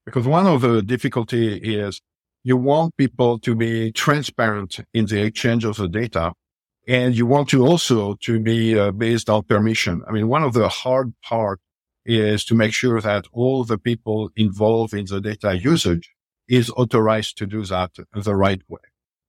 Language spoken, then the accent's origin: English; Paris, Île-de-France, France; English is a second language; moved away as an adult; now in United States; I came from Paris. I always thought that after, you know, over 20 years in the U.S., I will not have an accent, but clearly this is not the case.